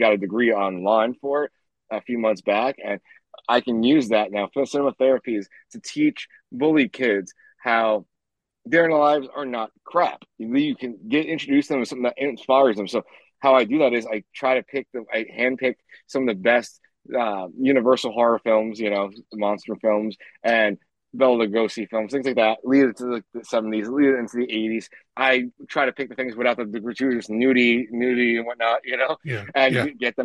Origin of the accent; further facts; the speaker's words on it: New York City, New York, United States; I'm from Queens, New York. I started growing up with a single mom